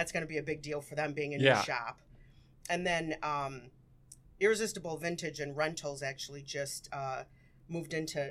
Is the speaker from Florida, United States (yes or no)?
no; Melrose Park, Illinois, United States; moved away as an adult; also born or lived in Winfield, Illinois / Lombard, Illinois; now in St. Charles, United States; Before that, Winfield, and then Lombard, and then I grew up in Melrose Park